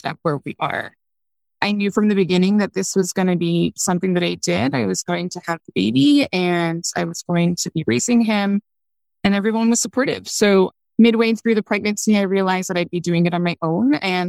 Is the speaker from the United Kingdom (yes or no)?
no; Canada; moved away as an adult; also born or lived in China; I'm from Canada. So I was born here. My son was born here. You know, he did the school here